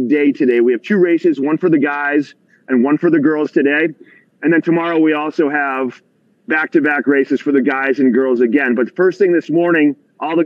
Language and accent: English; Maine, United States; moved away; I came from Maine